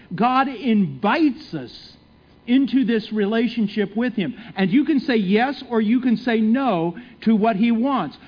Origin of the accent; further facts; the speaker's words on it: San Francisco Bay Area, California, United States; moved away; I'm from California, from San Francisco Bay Area